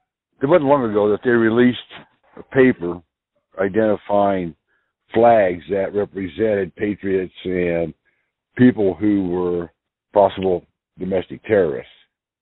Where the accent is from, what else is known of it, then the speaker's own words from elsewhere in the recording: United States; I think I am an American born, bred, and raised